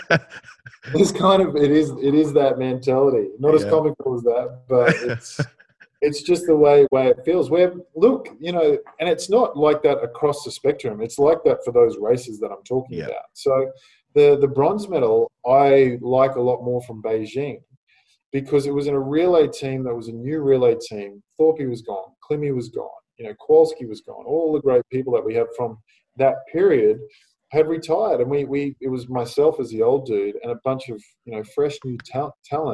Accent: Australia; winning in my home country

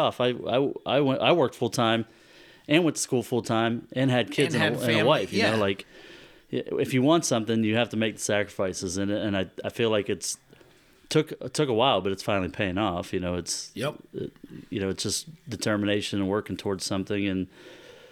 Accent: Roseville, Ohio, United States; moved away as an adult; also born or lived in Japan; I was born in Northeast Ohio, but I was raised in Southeast Ohio

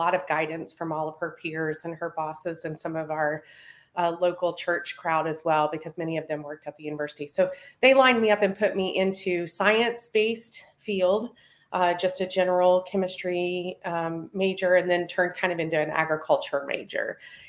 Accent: Vincennes, Indiana, United States; also born or lived in Bruceville, Indiana; So, well, I grew up in Vincennes, Indiana, Knox County. I lived there pretty much from fifth grade on. I started out in Knox County, though, Bruceville area.

